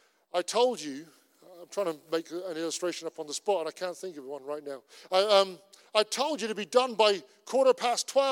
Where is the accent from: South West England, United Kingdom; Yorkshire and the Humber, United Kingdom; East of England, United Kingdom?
South West England, United Kingdom; Cornwall; I'm Cornish. I am Celtic.